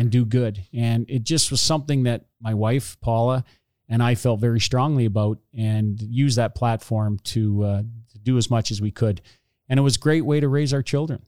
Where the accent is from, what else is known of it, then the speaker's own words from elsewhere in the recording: Hornepayne, Ontario, Canada; I grew up in Horn Payne, a little